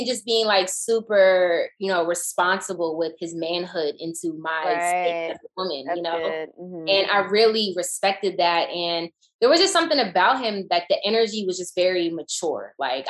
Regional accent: the South, United States; especially growing up in the South

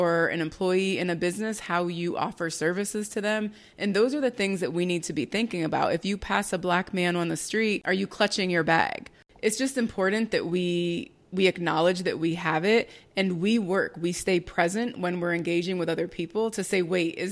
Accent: New Jersey, United States; me growing up in Jersey

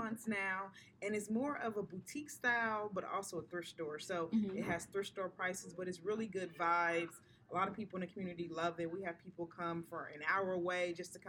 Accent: Dayton, Ohio, United States; I'm from Dayton, Ohio.

